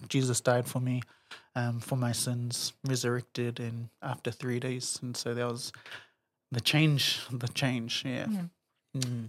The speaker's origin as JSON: {"language": "English", "region": "Auckland", "country": "New Zealand", "tie": "born or raised there", "said": "born and raised in Auckland, grew up in Morningside"}